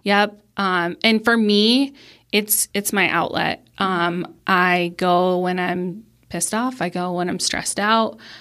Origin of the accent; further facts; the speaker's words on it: Pennsylvania, United States; moved away as an adult; now in Colorado, United States; I am originally from Pennsylvania, um, and grew up spin fishing. Um, and then when I moved to Colorado